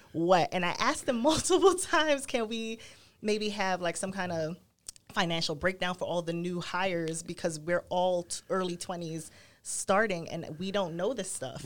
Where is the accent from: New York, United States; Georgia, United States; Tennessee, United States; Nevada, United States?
New York, United States; New York City; I grew up in Brooklyn